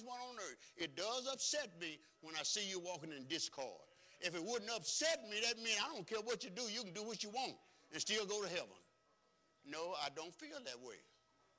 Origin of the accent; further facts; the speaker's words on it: United States; I grew up right here on Clinton Street.